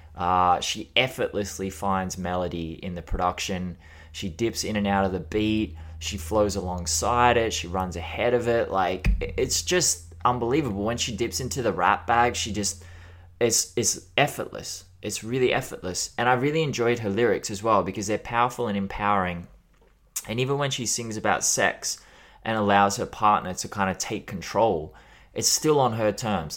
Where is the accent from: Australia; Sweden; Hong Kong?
Australia; as an Australian